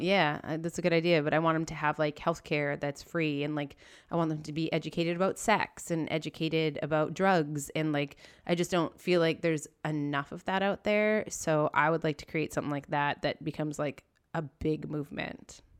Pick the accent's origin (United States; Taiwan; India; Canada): Canada; Kelowna, British Columbia; also born or lived in Calgary; Kelowna, my hometown